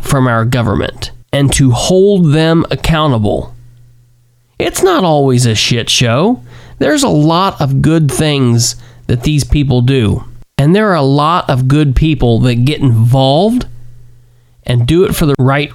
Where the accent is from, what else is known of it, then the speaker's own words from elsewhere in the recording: Muncie, Indiana, United States; now in Winchester, United States; born and raised in Muncie, Delaware County, Indiana, that currently lives in my hometown of Winchester, Randolph County, Indiana